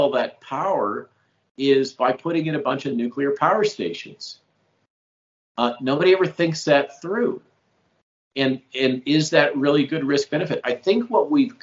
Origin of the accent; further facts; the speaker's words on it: California, United States; I grew up in California